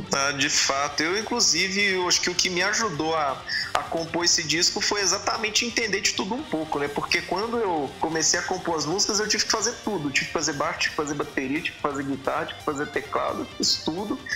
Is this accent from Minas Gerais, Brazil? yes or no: yes; Belo Horizonte, Minas Gerais, Brazil; eu sou de Minas, eu sou de Belo Horizonte, só que eu não sou de Varginha.